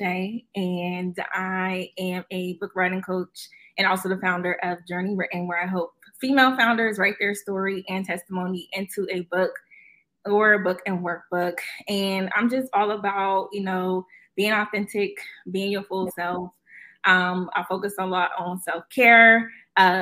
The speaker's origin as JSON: {"language": "English", "town": "Erie", "region": "Pennsylvania", "country": "United States", "tie": "born or raised there", "also_born_or_lived": "Pittsburgh", "moved": "as an adult", "lives_now": "Maryland, United States", "said": "I am from Erie, Pennsylvania. Definitely 814 all day. From Erie. You know, grew up on the Lower East Side as well"}